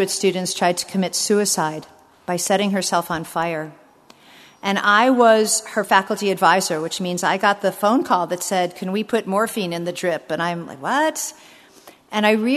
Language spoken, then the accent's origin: English; United States; as an American